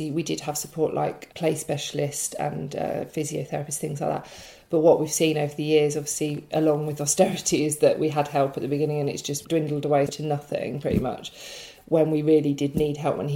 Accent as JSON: {"language": "English", "town": "Brighton", "region": "South East England", "country": "United Kingdom", "moved": "yes", "said": "I'm from Brighton originally"}